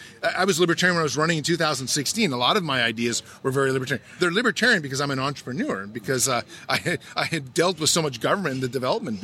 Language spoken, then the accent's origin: English; California, United States; I'm from California. In California, we have 19 million people